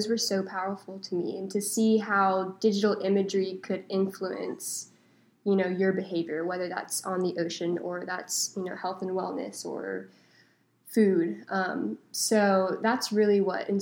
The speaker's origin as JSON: {"language": "English", "town": "Charlotte", "region": "North Carolina", "country": "United States", "moved": "as an adult", "lives_now": "Wilmington, United States", "said": "I'm originally from Charlotte, North Carolina, and I came here to go to school at UNCW"}